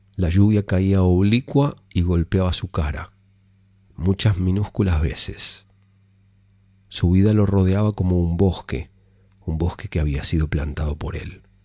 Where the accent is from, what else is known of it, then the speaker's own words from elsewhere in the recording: Argentina; mi país